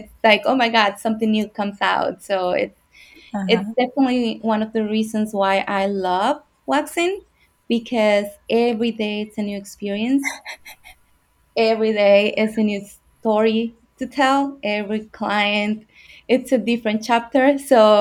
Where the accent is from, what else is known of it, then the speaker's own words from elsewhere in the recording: El Salvador; English is a second language; moved away as an adult; now in Florida, United States; from El Salvador in Central America. I came to the United States when I was 18 without knowing the language